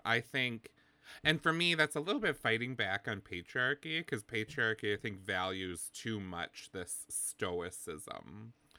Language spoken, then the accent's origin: English; Wisconsin, United States; where I'm from. I'm from Wisconsin in the Midwest